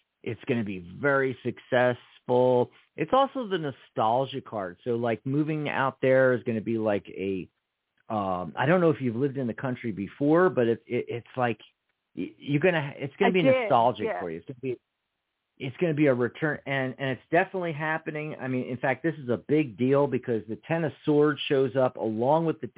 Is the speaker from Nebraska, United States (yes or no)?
no; Pennsylvania, United States; also born or lived in Seattle, Washington / Lake Stevens, Washington; now in Tucson, United States; we're from Pennsylvania